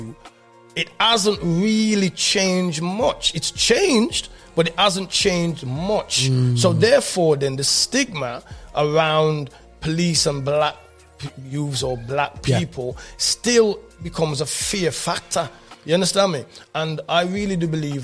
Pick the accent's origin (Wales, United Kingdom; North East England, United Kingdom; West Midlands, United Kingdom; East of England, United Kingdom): West Midlands, United Kingdom; Birmingham; I'm coming from England during the Rasta movement